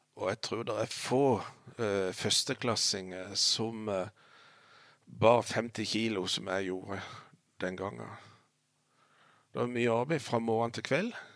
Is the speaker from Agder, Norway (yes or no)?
yes; Lista, Agder, Norway; jeg er født på Lista og bodd på Lista i alle år